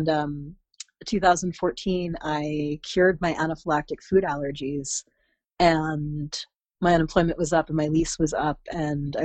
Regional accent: central New Jersey, United States; also born or lived in Brooklyn / Oregon; I grew up in central New Jersey

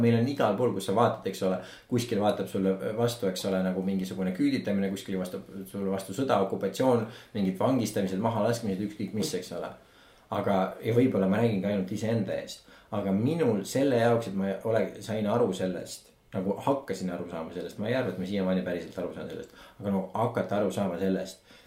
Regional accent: Estonia; me oleme eestlased

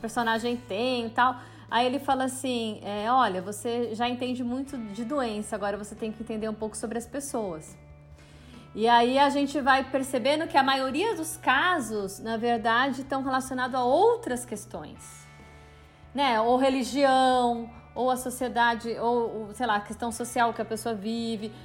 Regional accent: Campinas, São Paulo, Brazil; moved away as an adult; now in São Paulo, Brazil; eu sou de Campinas e vim para São Paulo para fazer artes cênicas na USP

